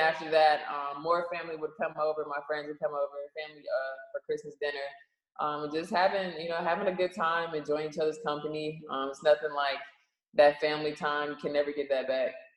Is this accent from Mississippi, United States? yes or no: no; Charlotte, North Carolina, United States; I am from Charlotte